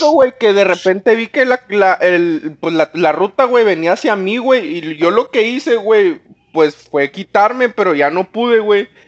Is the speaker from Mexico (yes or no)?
yes; Mexico; Soy, muy mexicano, güey, y sigo mis tradiciones, aunque no lo parezca, aunque no lo parezca que sea mexicano, güey.